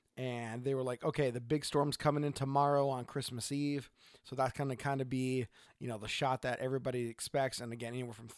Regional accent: Oregon, United States; from Oregon.

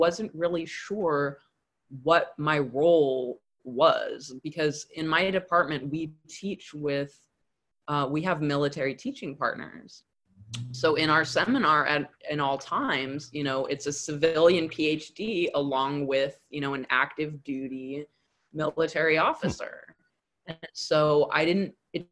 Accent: Southern California, United States; I'm from Southern California

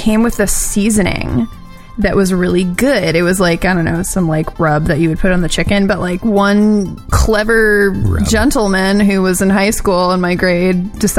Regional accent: New York, United States; when I grew up in New York

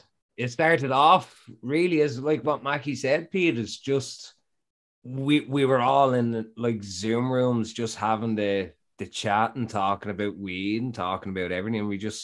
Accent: Ireland; I'm from Ireland.

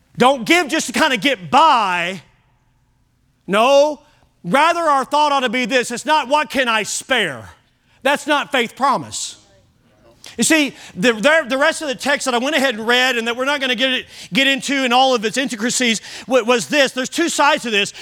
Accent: United States

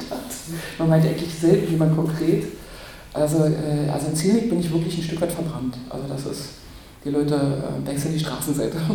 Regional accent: Berlin, Germany; also born or lived in Brandenburg; Ich bin Berlinerin, bekennende, bekennende Herzensberlinerin, aber ich bin auch Brandenburgerin.

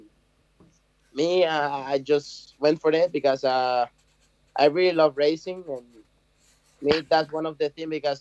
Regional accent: Cabarete, Puerto Plata, Dominican Republic; I'm from Cabarete

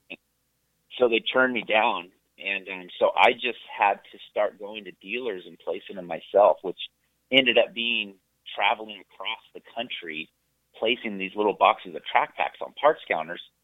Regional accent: Santa Cruz, California, United States; I grew up in California, in Santa Cruz, California

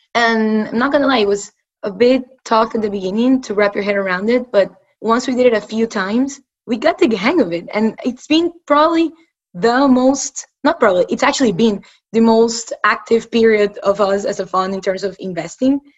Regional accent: Ecuador; moved away as an adult; also born or lived in United States; I'm originally from Ecuador. I was born and raised there. I came to the US for school.

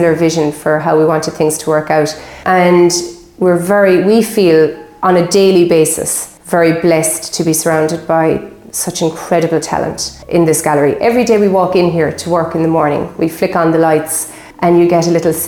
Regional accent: Kilbaha, Munster, Ireland; I grew up here in Kilbaha on beautiful Loop Head Peninsula

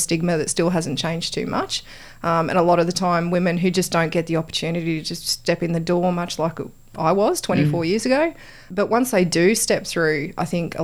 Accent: Wollongong, New South Wales, Australia; moved away as an adult; now in Canberra, Australia; I grew up in Wollongong

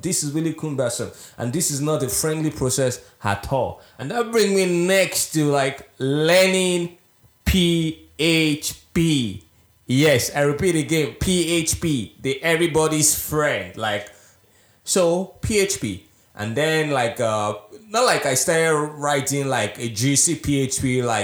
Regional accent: Nigeria; now in Estonia; I am originally from Nigeria

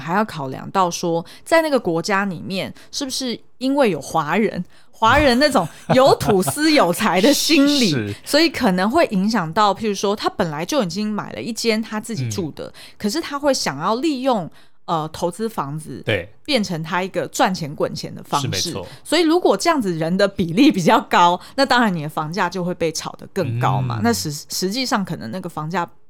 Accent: Taipei, Taiwan; 虽然看人家香港人很可怜，但事实上我们台北人也是

